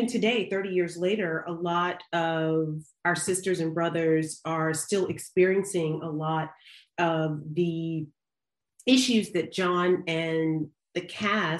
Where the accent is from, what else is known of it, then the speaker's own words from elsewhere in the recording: the South, United States; I grew up in the South